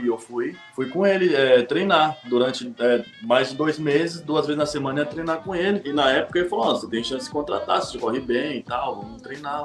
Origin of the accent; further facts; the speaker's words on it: Brazil; Somos, somos brasileiros